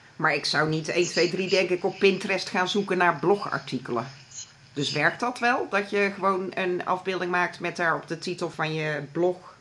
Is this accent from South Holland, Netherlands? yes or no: no; North Brabant, Netherlands; ik kom zelf ook uit het Brabantse